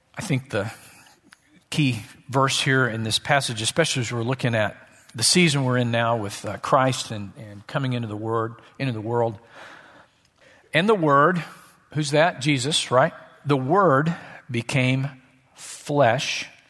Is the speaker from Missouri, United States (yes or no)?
yes; Southwest Missouri, United States; I grew up in Southwest Missouri, as we call it, Missouri